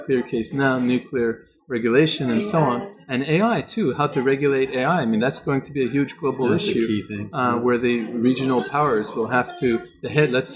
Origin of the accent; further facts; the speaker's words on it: Canada; I'm from Canada